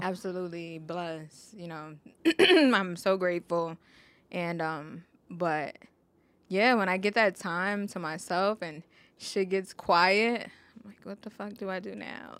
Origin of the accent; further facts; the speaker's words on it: New York City, New York, United States; I grew up in the Bronx